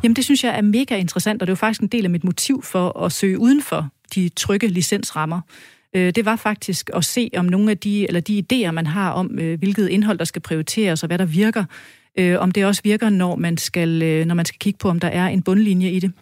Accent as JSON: {"language": "Danish", "area": "West Jutland", "region": "Central Denmark Region", "country": "Denmark", "said": "som vestjyde"}